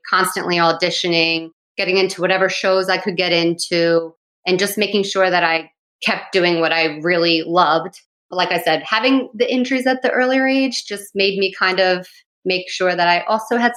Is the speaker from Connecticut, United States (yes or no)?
no; New Jersey, United States; born and raised in New Jersey